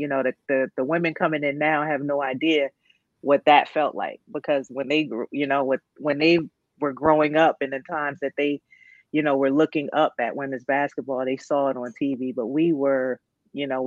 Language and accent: English; New Jersey, United States; my home state